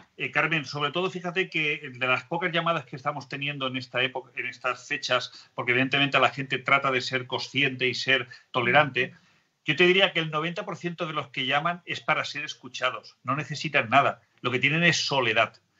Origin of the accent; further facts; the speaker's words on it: Spain; somos pocos los españoles